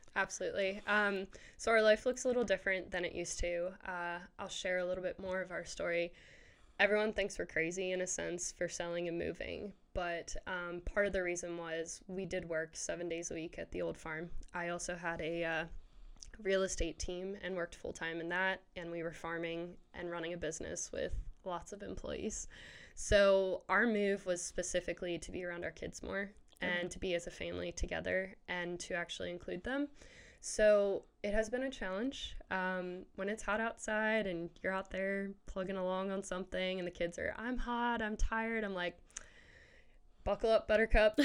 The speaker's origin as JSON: {"language": "English", "region": "Maryland", "country": "United States", "moved": "as an adult", "lives_now": "Waco, United States", "said": "we're originally from Maryland"}